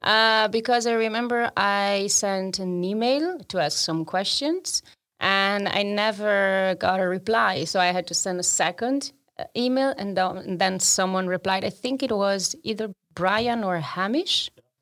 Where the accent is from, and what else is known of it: Trento, Trentino-Alto Adige, Italy; now in Amsterdam, Netherlands